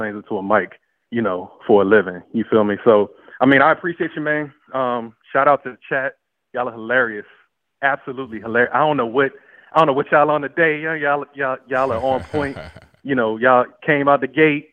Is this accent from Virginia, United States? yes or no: yes; Northern Virginia, United States; moved away; I'm from Northern Virginia